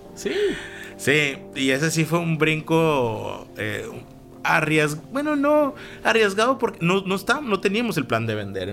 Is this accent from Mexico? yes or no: yes; Mexico; moved away; also born or lived in Baja California / San Francisco; como mexicanos